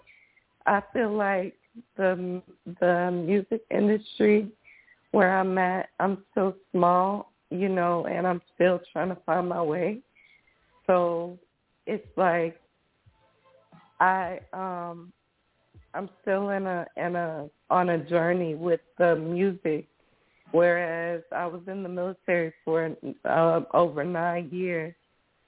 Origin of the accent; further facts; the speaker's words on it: Atlanta, Georgia, United States; I'm from Atlanta